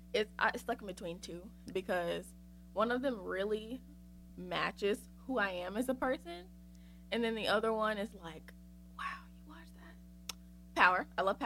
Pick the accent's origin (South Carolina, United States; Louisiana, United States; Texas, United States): South Carolina, United States; Winnsboro; Yeah, I'm from Winsboro, South Carolina. The sticks. There is nothing there but black people and grass. So, yes. That's where I'm from.